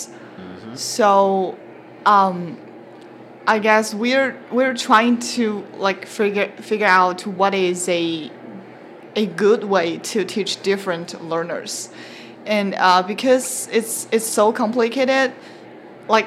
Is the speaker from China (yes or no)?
yes; China; moved away as an adult; now in Canada; I'm from China